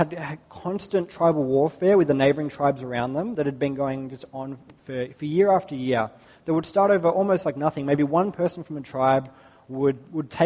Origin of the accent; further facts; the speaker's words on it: Australia; growing up in Australia